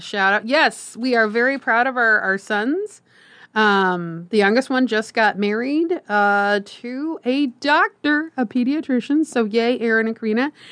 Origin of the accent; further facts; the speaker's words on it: Omaha, Nebraska, United States; I am Omaha, born and raised, uh, lived here all my life